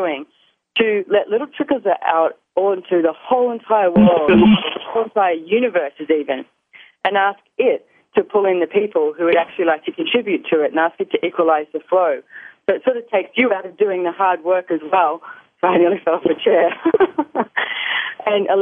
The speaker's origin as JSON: {"language": "English", "country": "Australia", "accent": "Aussie", "said": "my Aussie accent"}